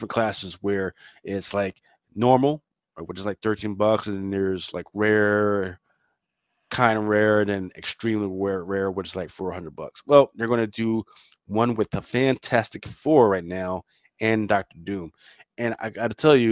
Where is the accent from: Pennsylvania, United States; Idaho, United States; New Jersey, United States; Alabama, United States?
Pennsylvania, United States; Philadelphia; accent: Philly; I'm from Philly